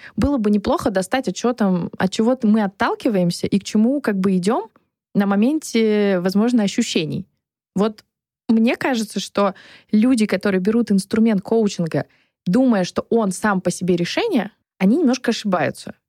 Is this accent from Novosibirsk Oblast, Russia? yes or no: no; Saint Petersburg, Russia; moved away; also born or lived in Moscow; Я из Петербурга